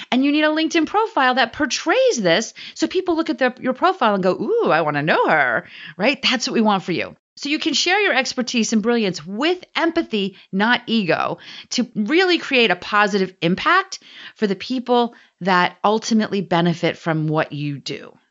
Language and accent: English; New Jersey, United States; I'm from New Jersey